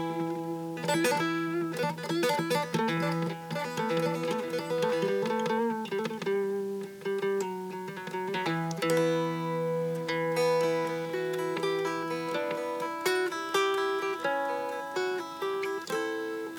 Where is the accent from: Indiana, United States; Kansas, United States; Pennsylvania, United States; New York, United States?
Pennsylvania, United States; now in Chattanooga, United States; I was born in Pennsylvania, in the middle of nowhere, actually. I lived there for about 8 years